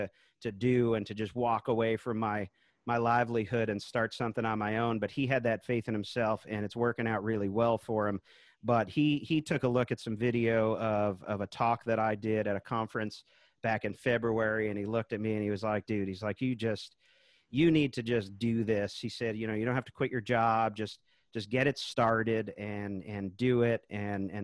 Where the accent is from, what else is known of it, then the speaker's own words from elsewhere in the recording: Charlottesville, Virginia, United States; here in my hometown now, Charlottesville, Virginia.